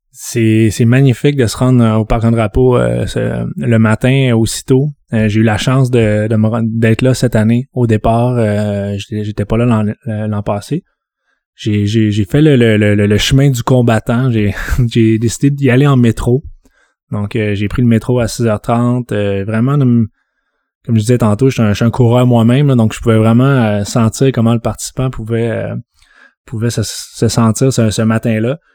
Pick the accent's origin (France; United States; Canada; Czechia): Canada; Saguenay, Quebec; moved away as an adult; now in Montreal, Canada; je viens de Jonquière, donc Ville-Saguenay, arrondissement Jonquière, secteur Konogami. je suis arrivé à Montréal à 18 ans